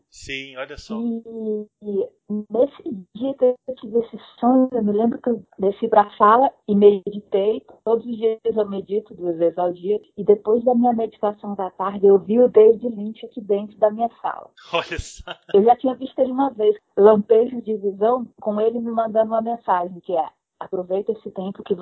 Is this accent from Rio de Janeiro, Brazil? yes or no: yes; Rio de Janeiro, Brazil; accent: hybrid; also born or lived in Ceará; Mas eu, eu, eu, aviso que eu não sou carioca, porque o meu sotaque é bem híbrido.